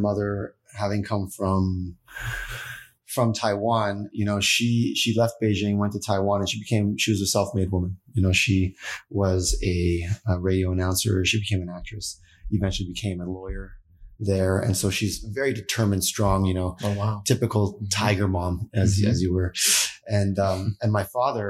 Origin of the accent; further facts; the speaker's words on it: Toronto, Ontario, Canada; moved away as an adult; also born or lived in Ottawa; now in California, United States; I was born in Toronto